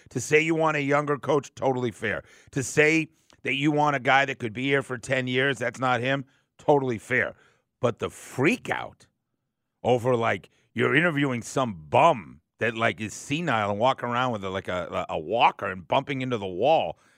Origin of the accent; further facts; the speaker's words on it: Atlanta, Georgia, United States; yeah, I grew up right here in Atlanta. I went to, I was a Lovett kid.